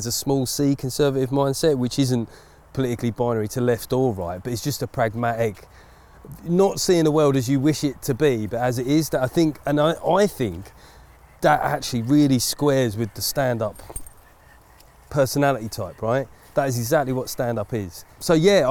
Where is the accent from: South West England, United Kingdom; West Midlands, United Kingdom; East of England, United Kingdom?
East of England, United Kingdom; Essex; I come from Essex